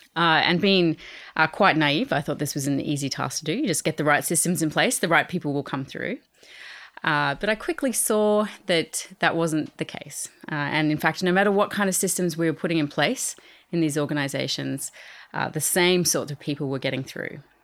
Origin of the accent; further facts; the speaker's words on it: Australia; moved away; I am Australian